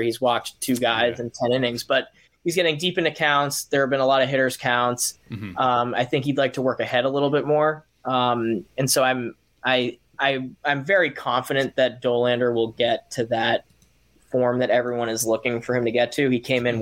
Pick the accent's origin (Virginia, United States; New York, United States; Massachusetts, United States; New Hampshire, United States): Massachusetts, United States; Boston; I'm from Boston, Mass, born and raised.